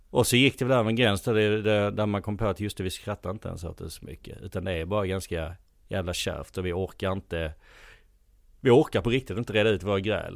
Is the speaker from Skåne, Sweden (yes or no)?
yes; Helsingborg, Skåne, Sweden; now in Stockholm, Sweden; Jag är eh, från Helsingborg från början, bott i Stockholm sedan eh, 17 år nu.